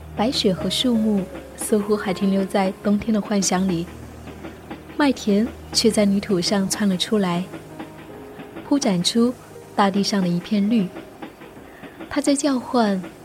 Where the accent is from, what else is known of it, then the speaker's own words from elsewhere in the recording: Lingnan, China; 从小在岭南生活生长，四季温润如水，绿树葱葱